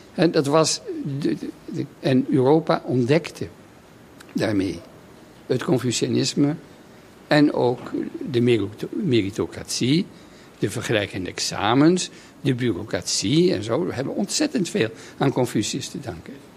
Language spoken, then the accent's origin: Dutch; Netherlands; moved away; na een heel leven buiten Nederland terug te keren in, in mijn vaderland